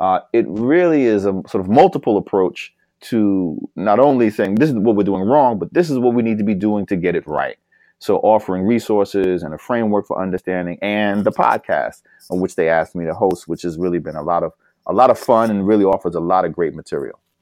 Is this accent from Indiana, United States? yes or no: no; New York, United States; New York, my home state